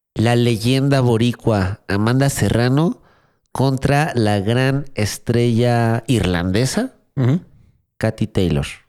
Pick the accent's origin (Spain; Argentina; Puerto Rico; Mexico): Mexico; para mí como mexicano